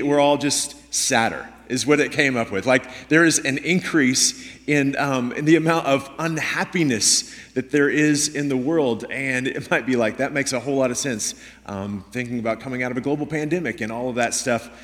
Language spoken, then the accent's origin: English; Houston, Texas, United States; moved away as an adult; now in Washington State, United States; I grew up in Houston